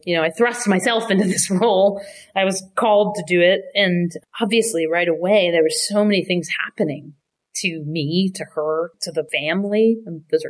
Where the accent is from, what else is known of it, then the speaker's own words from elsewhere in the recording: United States; moved away as an adult; also born or lived in Canada; now in New York, United States; I had moved from Canada. I'm American, but I'd lived up there working, playing music